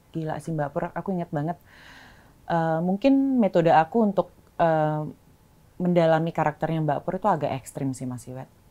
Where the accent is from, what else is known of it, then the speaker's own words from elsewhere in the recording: Bali, Indonesia; aku lahir besar di Bali